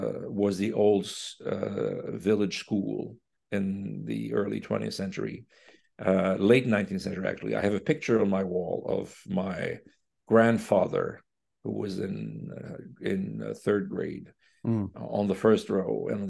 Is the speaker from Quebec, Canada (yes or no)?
yes; Quebec, Canada; accent: Quebecer; I think he fell in love with my Quebecer accent.